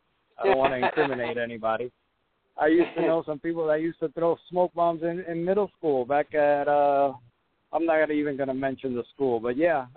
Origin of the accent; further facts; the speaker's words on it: United States; I'm an American